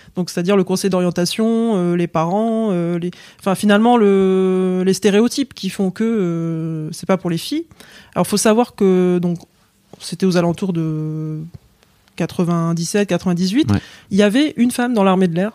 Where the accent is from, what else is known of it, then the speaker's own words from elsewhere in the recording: England, United Kingdom; moved away; je suis né en Angleterre. En fait, je suis anglaise d'origine. J'ai la double nationalité. Euh, papa anglais, maman française.